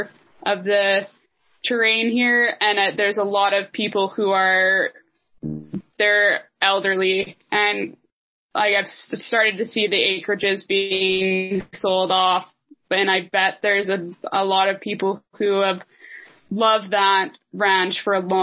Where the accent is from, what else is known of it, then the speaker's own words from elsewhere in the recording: Canada; being Canadian.